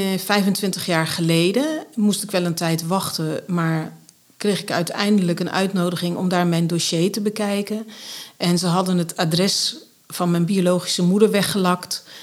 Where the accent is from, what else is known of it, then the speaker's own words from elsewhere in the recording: Grave, North Brabant, Netherlands; also born or lived in Dordrecht; Overgrote deel van mijn jeugd ben ik opgegroeid in Graven in Noord-Brabant. Dat ligt ten zuiden van Nijmegen.